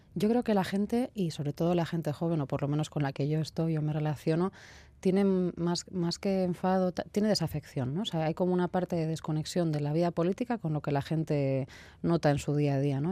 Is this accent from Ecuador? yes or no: no; Bilbao, Basque Country, Spain; soy de aquí de Bilbao